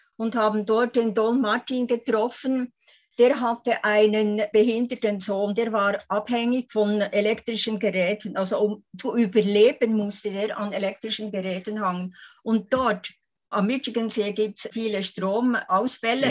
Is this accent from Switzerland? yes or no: yes; Lake Thun, Bern, Switzerland; ich bin ja am Thunersee aufgewachsen mit den Schneebergen